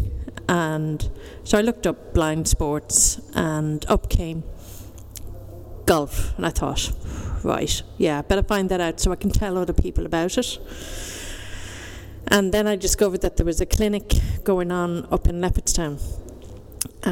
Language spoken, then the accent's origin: English; Dublin, Leinster, Ireland; I'm from Dundrum in the foothills of South Dublin